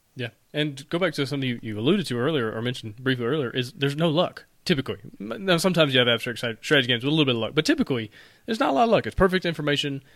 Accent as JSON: {"language": "English", "region": "Alabama", "country": "United States", "said": "I'm from Alabama. We say things weird all the time"}